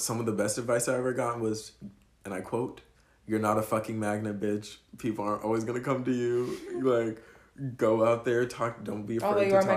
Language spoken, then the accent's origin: English; Deerfield Beach, Florida, United States; now in Orlando, United States; I'm born and raised in South Florida. Deerfield mm-hmm. Beach, Florida